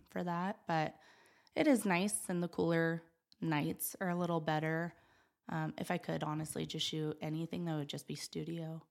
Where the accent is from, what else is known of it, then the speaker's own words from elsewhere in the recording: Gillette, Wyoming, United States; moved away as an adult; also born or lived in West Virginia; I was born and raised here in Gillette